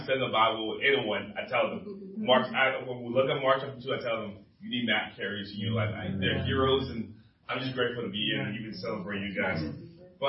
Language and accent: English; Liberia; moved away; I'm originally from Liberia, West Africa